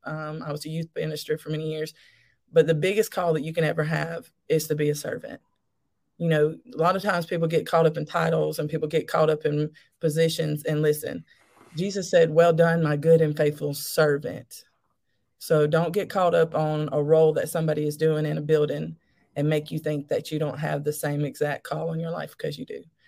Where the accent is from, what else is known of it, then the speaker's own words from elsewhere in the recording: Alabama, United States; I'm actually from Alabama. Um, that's where I'm still at.